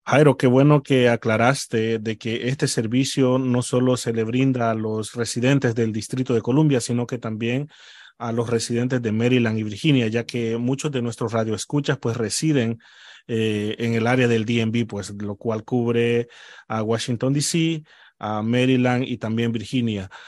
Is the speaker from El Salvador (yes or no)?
yes; El Salvador; moved away; yo soy salvadoreño